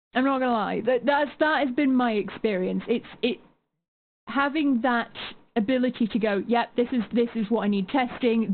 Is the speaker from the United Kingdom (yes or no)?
yes; United Kingdom; as a Brit